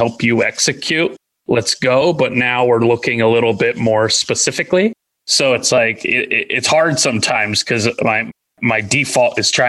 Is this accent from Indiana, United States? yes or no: yes; Indiana, United States; I'm an Indian from Indiana.